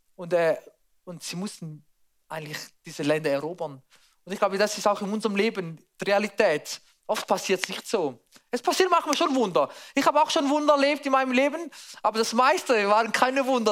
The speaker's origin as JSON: {"language": "German", "country": "Switzerland", "said": "bei uns in der Schweiz"}